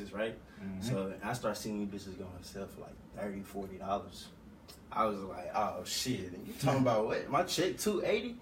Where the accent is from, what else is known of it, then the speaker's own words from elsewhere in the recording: Jonesboro, Arkansas, United States; I'm from Jonesboro, Arkansas